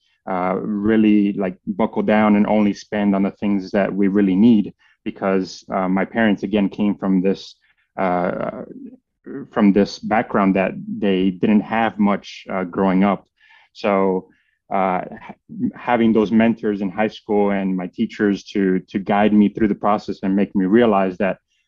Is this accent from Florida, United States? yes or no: yes; Miami, Florida, United States; first language Spanish; English is a second language; moved away as an adult; now in Arizona, United States; I'm born and raised in Miami, Florida, son of two Cuban refugees who left Cuba after the revolution